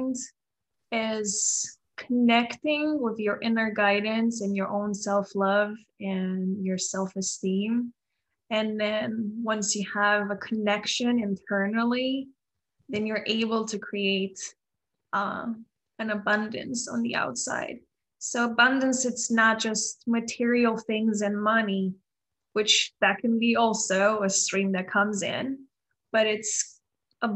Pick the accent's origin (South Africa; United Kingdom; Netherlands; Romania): Romania; moved away as an adult; now in United States; I am from Romania. I moved to US 7 years ago